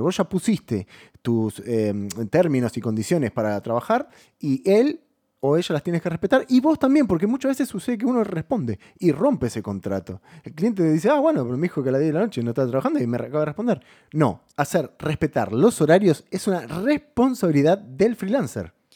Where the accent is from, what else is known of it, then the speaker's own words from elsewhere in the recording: Buenos Aires, Argentina; nosotros somos de Buenos Aires